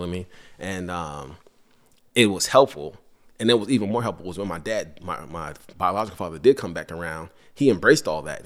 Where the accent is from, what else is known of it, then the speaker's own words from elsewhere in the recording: New York City, New York, United States; moved away; also born or lived in Georgetown, Guyana / Virginia; I grew up in Brooklyn for a period of time